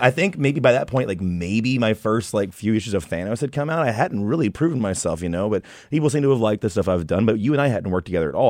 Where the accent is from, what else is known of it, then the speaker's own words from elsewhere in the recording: Texas, United States; moved away as an adult; also born or lived in Queens, New York; now in New York, United States; I'm not from here. I'm from Texas